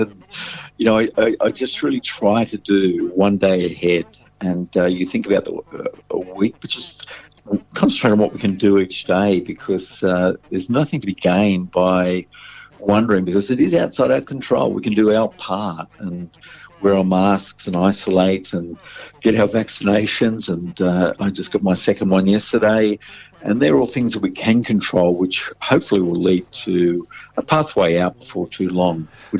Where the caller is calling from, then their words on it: Sydney, New South Wales, Australia; I'm calling from Sydney